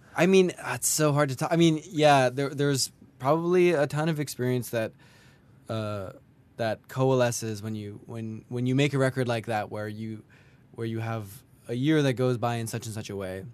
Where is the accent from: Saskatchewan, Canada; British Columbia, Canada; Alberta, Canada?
British Columbia, Canada; Kelowna; now in Montreal, Canada; I grew up in Kelowna.